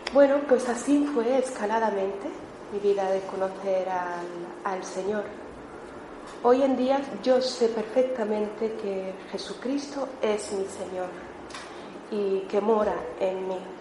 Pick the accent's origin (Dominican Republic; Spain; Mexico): Spain; Melilla; moved away as an adult; now in Barcelona, Spain; yo soy de Melilla